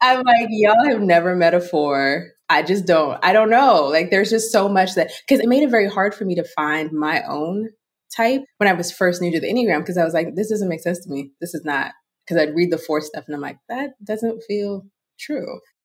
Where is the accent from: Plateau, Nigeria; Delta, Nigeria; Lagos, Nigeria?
Lagos, Nigeria; I was raised in Lagos, Nigeria